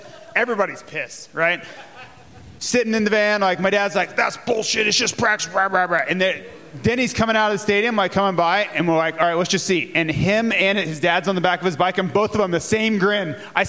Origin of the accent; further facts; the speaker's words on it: Jacksonville, Florida, United States; we go to Jacksonville, right? It's right my hometown.